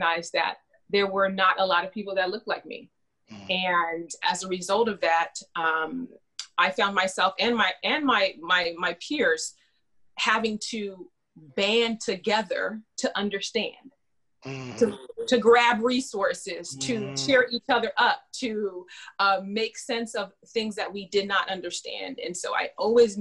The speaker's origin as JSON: {"language": "English", "town": "Fresno", "region": "California", "country": "United States", "tie": "born or raised there", "said": "I'm born and raised in California"}